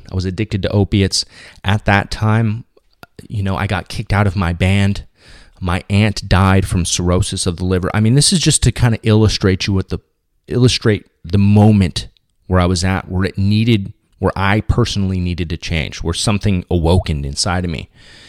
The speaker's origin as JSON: {"language": "English", "town": "Orange County", "region": "California", "country": "United States", "tie": "born or raised there", "said": "I grew up in Orange County, you know, because after that short stint in Shreveport, Louisiana with my mom, permanently moved over here in California, specifically in Southern California"}